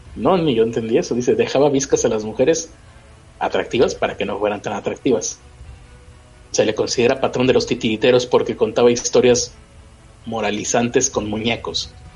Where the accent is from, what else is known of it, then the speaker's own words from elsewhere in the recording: Santa Catarina, Nuevo León, Mexico; Santa Catarina, que es donde yo vivo